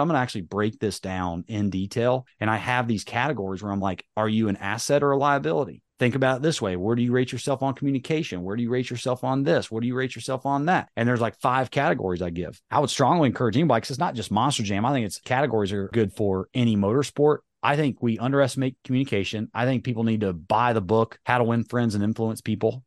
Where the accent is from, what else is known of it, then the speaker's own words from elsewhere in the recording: North Carolina, United States; accent: Southern drawl; I'm from North Carolina, you know, I got a little bit of Southern drawl